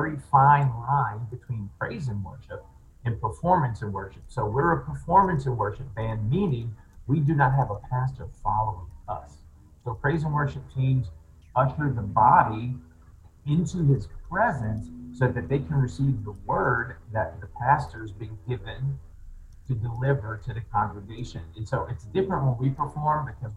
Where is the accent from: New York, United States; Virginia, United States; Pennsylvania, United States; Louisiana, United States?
Louisiana, United States; New Orleans; born and raised in New Orleans, grew up there